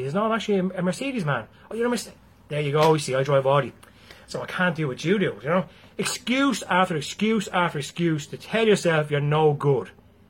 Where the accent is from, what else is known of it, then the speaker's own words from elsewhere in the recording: Galway, Connacht, Ireland; You're from Dublin. That's it. I'm from Galway.